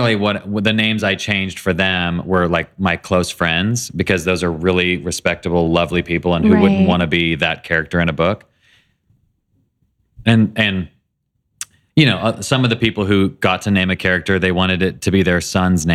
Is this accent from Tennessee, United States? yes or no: yes; Nashville, Tennessee, United States; I was raised in Nashville by amazing parents